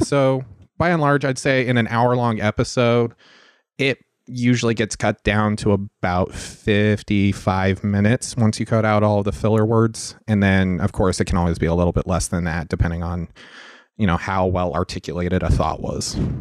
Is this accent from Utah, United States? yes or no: yes; Salt Lake City, Utah, United States; moved away; originally I'm from Salt Lake City, Utah.